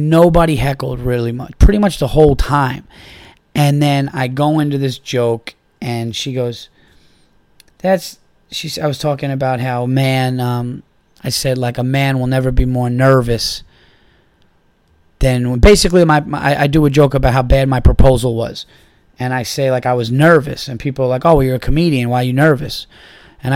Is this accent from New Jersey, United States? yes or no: no; New York, United States; I said that I was from New York